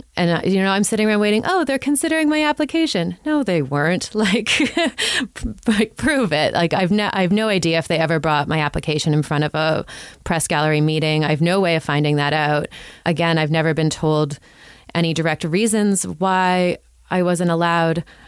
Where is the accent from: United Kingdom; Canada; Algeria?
Canada; Toronto, Ontario; also born or lived in Ottawa; I'm from Toronto.